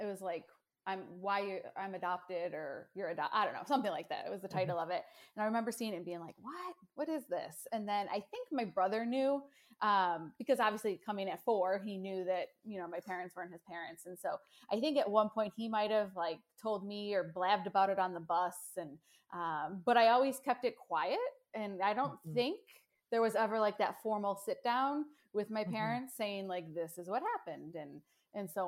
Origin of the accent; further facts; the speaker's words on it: Buffalo, New York, United States; moved away as an adult; now in North Texas, United States; I grew up in New York, near Buffalo, New York, so Western New York